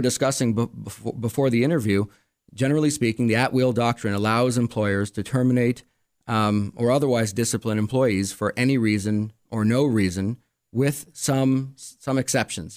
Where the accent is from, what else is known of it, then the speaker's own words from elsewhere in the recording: Montreal, Quebec, Canada; also born or lived in Arizona; now in Rochester, United States; I grew up in Montreal